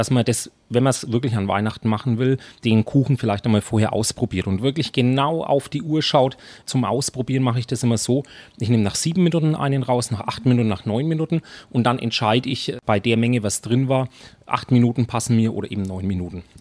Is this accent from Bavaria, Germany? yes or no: yes; Nuremberg, Bavaria, Germany; Aber natürlich als Nürnberger und als Lebkuchenexperte auch ist die Variante schon auch sehr schön.